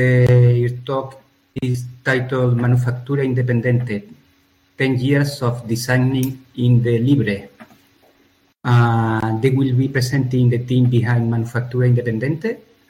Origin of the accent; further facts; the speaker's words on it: Seville, Andalusia, Spain; I am from Sevilla, Spain.